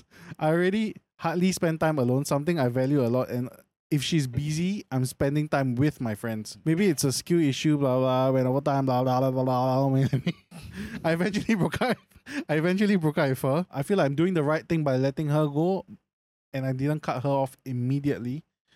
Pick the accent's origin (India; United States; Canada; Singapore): Singapore; a Singaporean